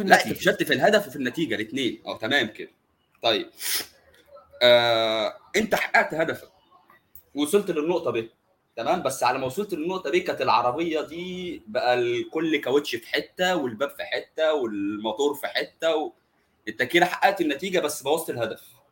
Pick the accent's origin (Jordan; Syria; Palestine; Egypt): Egypt; عندنا في مصر